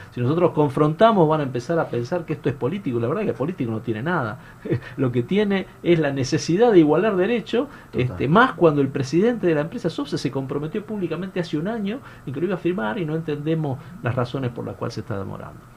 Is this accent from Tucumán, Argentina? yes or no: yes; Tucumán, Argentina; also born or lived in Buenos Aires; yo soy de Tucumán, eh, después de hacer el posgrado volví a Tucumán